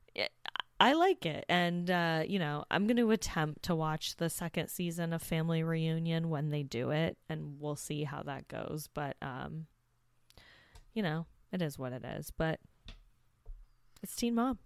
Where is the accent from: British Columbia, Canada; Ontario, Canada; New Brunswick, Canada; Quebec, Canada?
Ontario, Canada; Hamilton; the city I grew up in Hamilton